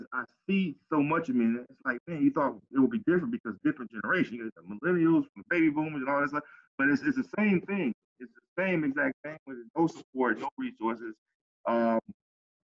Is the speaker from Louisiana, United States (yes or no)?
no; Pompano Beach, Florida, United States; Growing up in Cali City, Pompano